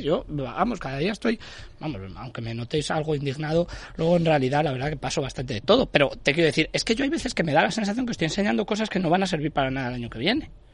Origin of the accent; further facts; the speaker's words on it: Castile and León, Spain; yo soy castellano y leonés